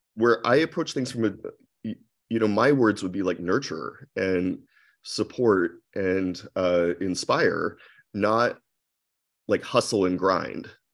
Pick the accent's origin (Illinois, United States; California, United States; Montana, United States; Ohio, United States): Ohio, United States; Akron; moved away as an adult; also born or lived in New York / San Francisco; I grew up in Akron, Ohio